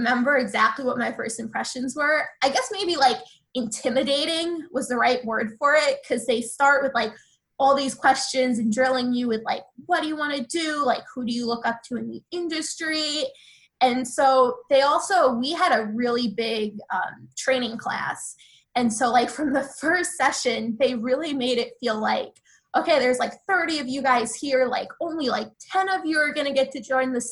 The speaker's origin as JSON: {"language": "English", "area": "Long Island", "region": "New York", "country": "United States", "moved": "as an adult", "lives_now": "Washington, D.C., United States", "said": "I'm from Long Island, kind of wanted to go a little bit farther away for college."}